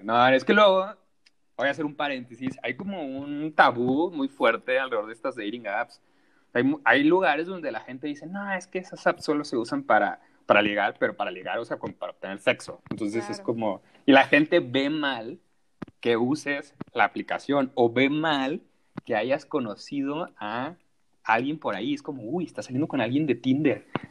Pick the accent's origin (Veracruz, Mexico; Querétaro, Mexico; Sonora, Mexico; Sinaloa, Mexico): Sinaloa, Mexico; also born or lived in Culiacán; now in Mexico City, Mexico; yo soy de Sinaloa, radico en la Ciudad de México